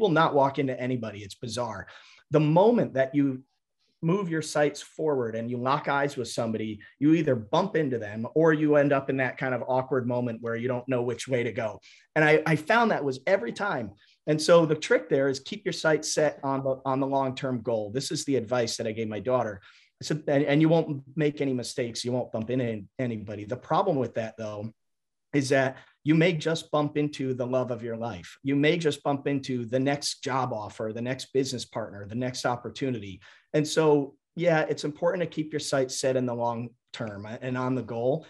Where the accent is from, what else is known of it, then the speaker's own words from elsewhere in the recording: Fairfield, Connecticut, United States; I grew up outside of New York City in a suburb of Connecticut called Fairfield